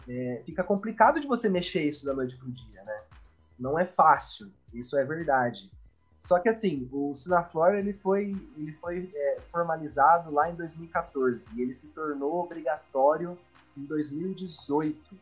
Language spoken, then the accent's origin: Portuguese; Curitiba, Paraná, Brazil; eu sou de Curitiba, estou em Curitiba no momento